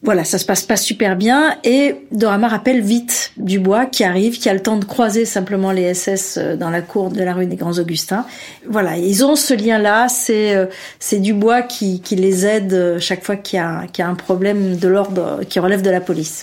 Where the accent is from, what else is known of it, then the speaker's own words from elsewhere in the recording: Algeria; je suis né en Algérie